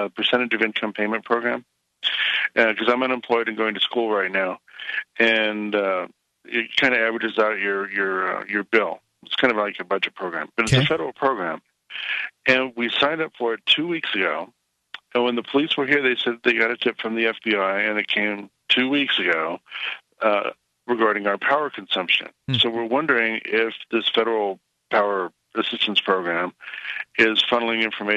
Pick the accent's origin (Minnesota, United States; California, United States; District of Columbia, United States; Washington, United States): California, United States; now in Ohio, United States; I'm from California.